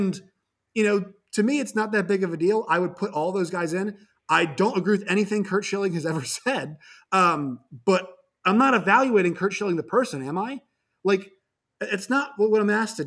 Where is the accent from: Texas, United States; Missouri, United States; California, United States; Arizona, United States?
California, United States; San Francisco; I was born in San Francisco